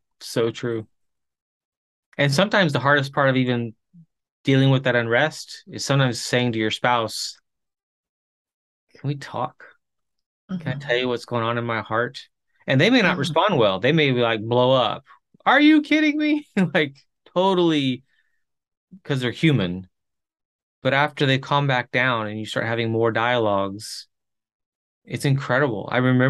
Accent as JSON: {"language": "English", "country": "Chile", "tie": "born or raised there", "said": "I grew up in Chile, missionary kid in Chile"}